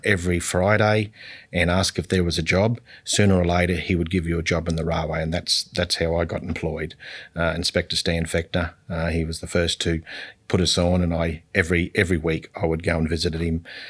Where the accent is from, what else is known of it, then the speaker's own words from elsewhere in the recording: Collinsville, Queensland, Australia; also born or lived in Tully, Australia; I was born in Tully, um, at the, uh, on the banks of the Cardston Village, and my father was in the electricity industry. We then moved to Collinsville